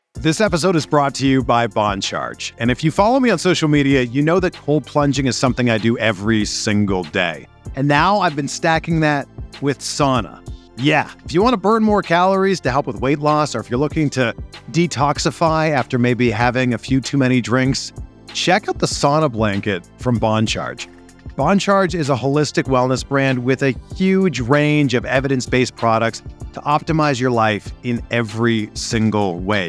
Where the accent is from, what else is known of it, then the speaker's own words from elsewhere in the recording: Pickering, Ontario, Canada; where I grew up in Pickering, Ontario